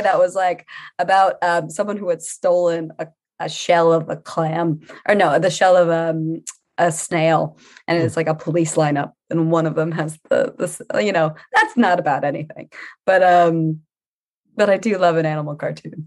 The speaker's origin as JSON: {"language": "English", "town": "New Orleans", "region": "Louisiana", "country": "United States", "moved": "yes", "lives_now": "London, United Kingdom", "said": "I'm from Louisiana"}